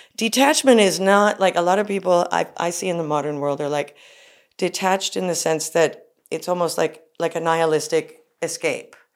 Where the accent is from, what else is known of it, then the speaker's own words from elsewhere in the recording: United States; I'm an American woman